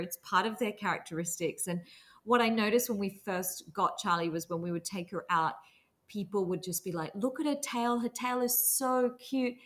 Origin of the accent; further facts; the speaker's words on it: Australia; I grew up in Australia with very strict Singaporean immigrant parents